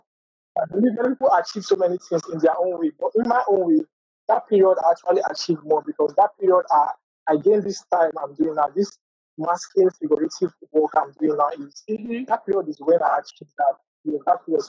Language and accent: English; Nigeria; I'm from Nigeria.